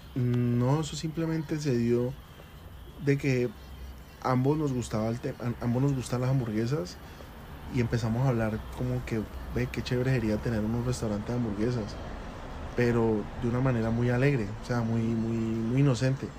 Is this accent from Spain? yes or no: no; Cali, Valle del Cauca, Colombia; yo soy de la ciudad de Cali, nacido en Cali